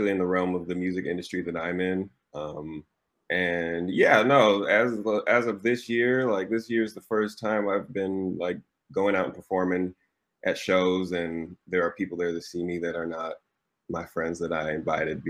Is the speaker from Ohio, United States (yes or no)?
no; Lawrence, Kansas, United States; I was born in Lawrence, Kansas, KU, both my parents went to KU. And they had a reggae band when I was growing up